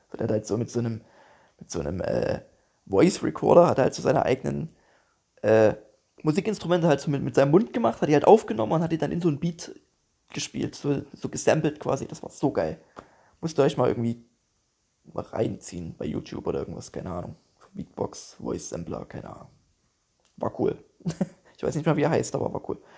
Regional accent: Dresden, Saxony, Germany; yo, hier, ich bin aus Dresden und so und ich habe gerade Bock, so ein bisschen aufzutreten

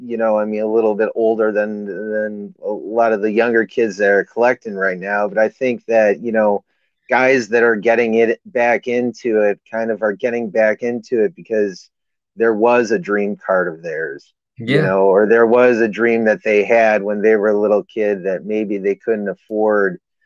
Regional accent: Wisconsin, United States; moved away; I'm originally from Wisconsin, so, you know, Green Bay by blood.

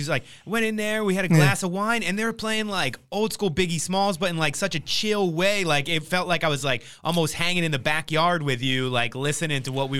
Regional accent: West Coast, United States; I grew up on the East Coast, and I feel like more honestly, after I moved here

